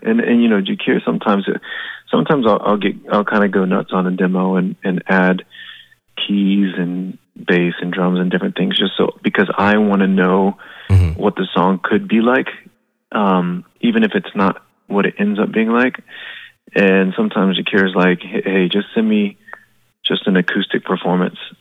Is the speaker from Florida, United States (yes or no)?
yes; Florida, United States; we're from Florida